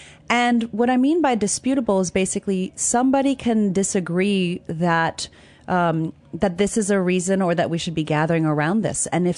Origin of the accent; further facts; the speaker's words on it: Zimbabwe; born there; also born or lived in Tucson / Virginia; I was born in Zimbabwe. My mother's an anthropologist. She's Indian. My father's white American, and he's a hydrologist.